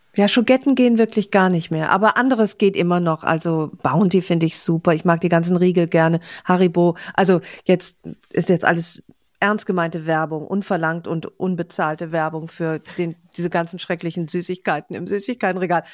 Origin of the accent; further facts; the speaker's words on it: Aachen, North Rhine-Westphalia, Germany; moved away; meiner Heimat